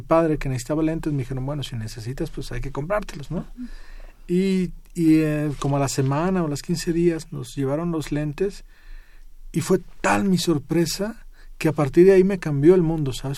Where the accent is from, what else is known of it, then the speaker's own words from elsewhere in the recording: Ameca, near Guadalajara, Jalisco, Mexico; Cuando yo era niño, eh, cuando estaba en el colegio, en, el pueblo donde yo nací, que se llama Meca, eh, cerca de Guadalajara